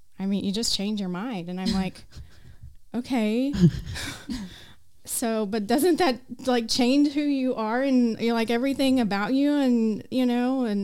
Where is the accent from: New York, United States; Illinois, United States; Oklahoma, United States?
Oklahoma, United States; Enid; moved away as an adult; now in Choctaw, United States; we moved from Enid a couple years ago to Choctaw